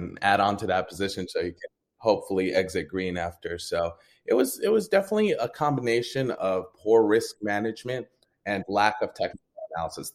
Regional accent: Jordan; now in United States; I'm from Jordan. So my background wasn't wealthy at all. Like it's a third world country. And when we finally moved here to the U.S.

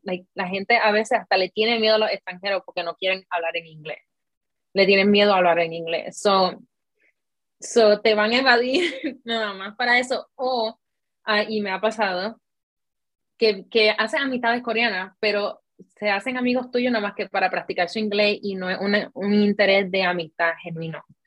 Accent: Puerto Rico; moved away as an adult; now in South Korea; yo soy de Puerto Rico

